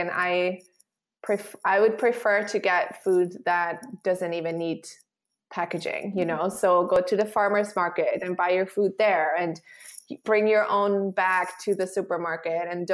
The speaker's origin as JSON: {"language": "English", "country": "Switzerland", "said": "I'm from Switzerland"}